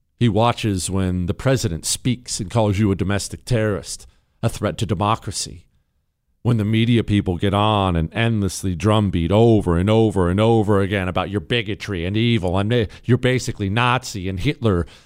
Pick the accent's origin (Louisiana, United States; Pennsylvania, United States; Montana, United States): Montana, United States; I grew up in Montana